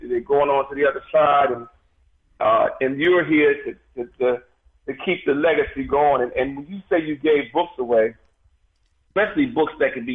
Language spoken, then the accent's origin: English; United States; as American Africans